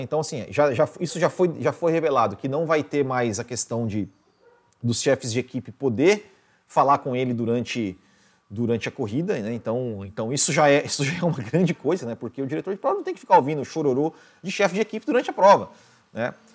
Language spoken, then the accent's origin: Portuguese; Mandaguari, Paraná, Brazil; moved away; Mandaguari, minha terra natal